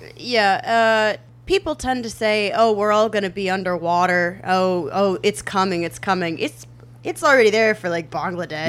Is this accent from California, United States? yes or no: no; Indiana, United States; I grew up in Indiana